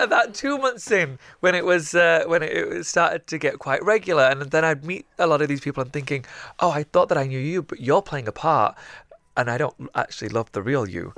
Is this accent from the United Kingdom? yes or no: yes; the north of England, United Kingdom; what it, it, it really is like up north, uh, for somebody who's one of the very few people who gets bullied every day for being Pakistani